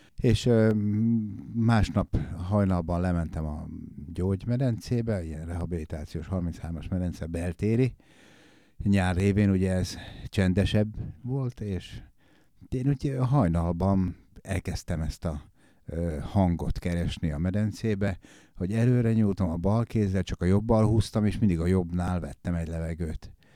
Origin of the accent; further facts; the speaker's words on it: Komárom-Esztergom, Hungary; also born or lived in Ács, Hungary; Én vidéken nőttem fel, Ácson nevelkedtem, Kováromba költöztünk, kisváros.